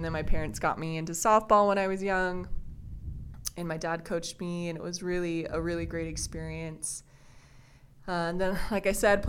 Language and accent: English; Riverton, Utah, United States; also born or lived in Twin Falls, Idaho; I was born and raised in Riverton.